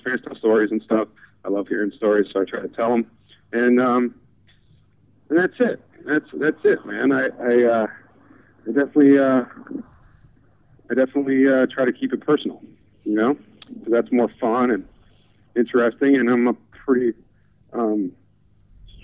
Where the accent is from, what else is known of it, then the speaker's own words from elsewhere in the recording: Madison, Wisconsin, United States; moved away as an adult; also born or lived in Chicago; now in Los Angeles, United States; I went to school in Madison. I grew up there.